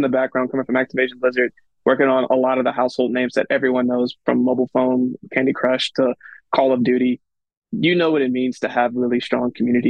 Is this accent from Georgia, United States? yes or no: no; Louisiana, United States; I'm from Louisiana.